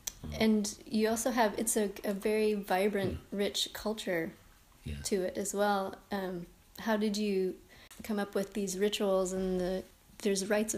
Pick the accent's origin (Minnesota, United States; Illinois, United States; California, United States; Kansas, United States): Kansas, United States; With growing up in Kansas.